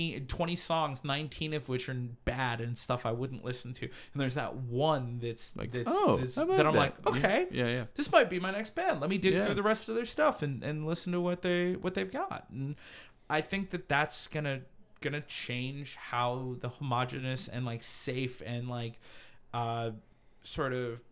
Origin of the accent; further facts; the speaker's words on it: Chicago, Illinois, United States; I'm from Chicago.